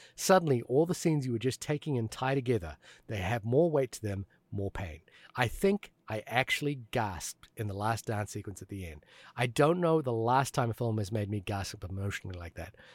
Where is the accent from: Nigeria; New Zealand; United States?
New Zealand; moved away; growing up in New Zealand